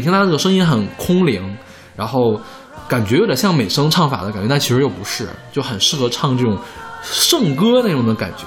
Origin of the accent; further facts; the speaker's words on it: China; 我们大陆这边